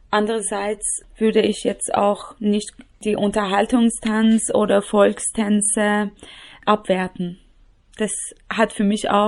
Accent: Tehran, Tehran Province, Iran; born there; German is a second language; ich bin in Teheran geboren, 1981.

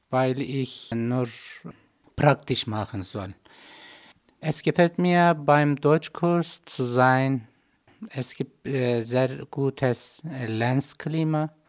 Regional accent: Turkey; German is a second language; moved away as an adult; now in Götzis, Austria; Ich komme aus der Türkei. Ich bin verheiratet. Wir sind vierköpfige Familie. Ich wohne in Götzis in Vorarlberg.

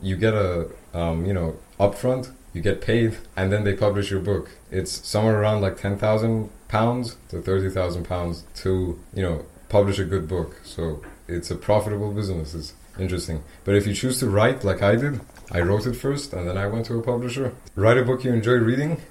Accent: Iran; English is a second language; now in Austria; I'm from Iran

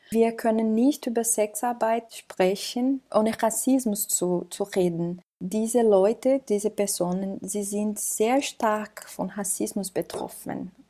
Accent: Brazil; now in Austria; Ich komme aus Brasilien. Ich lebe hier in Europa seit drei Jahren

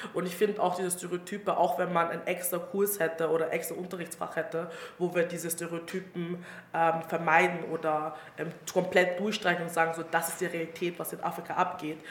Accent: Styria, Austria; accent: Styrian; ich bin aus der Steiermark und ich rede ab und zu eh steirisch

